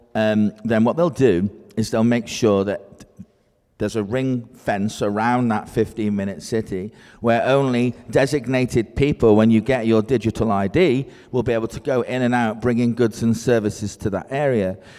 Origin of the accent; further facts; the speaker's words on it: Scotland, United Kingdom; now in Cheshire, United Kingdom; I'm Scottish, I work in Cheshire, the northwest of England